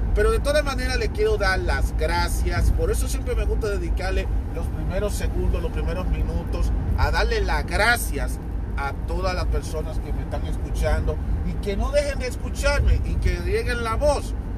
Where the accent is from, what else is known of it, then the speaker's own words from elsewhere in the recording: Dominican Republic; soy hispana, soy dominicano